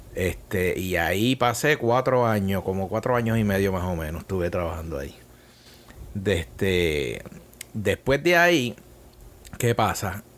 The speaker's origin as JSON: {"language": "Spanish", "town": "Bayamón", "country": "Puerto Rico", "tie": "born or raised there", "also_born_or_lived": "San Juan / Italy", "moved": "as an adult", "said": "Bayamón, donde yo nací y crecí"}